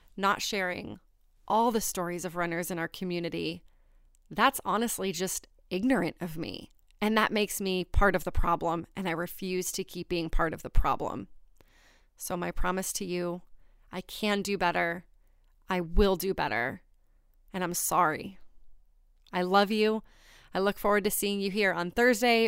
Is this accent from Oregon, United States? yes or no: no; New Hampshire, United States; I grew up in Kentucky, New Hampshire. It's a small town.